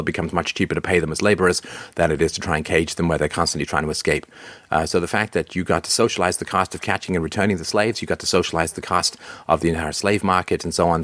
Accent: London, United Kingdom; I grew up in England, uh, in London, and my local team was Crystal Palace

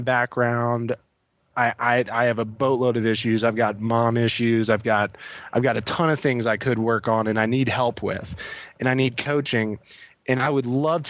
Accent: Virginia, United States; moved away as an adult; now in Indiana, United States; I moved back to my home state of Virginia.

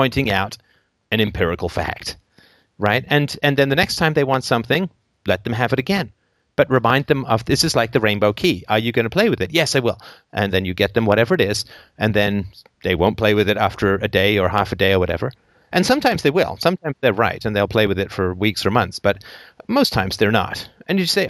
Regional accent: England, United Kingdom; I grew up in England in the 70s, and I went to boarding school

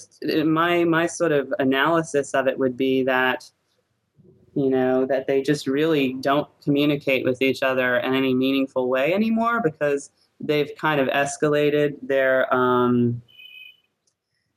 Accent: New Orleans, Louisiana, United States; my parents normally live in New Orleans, which is my hometown

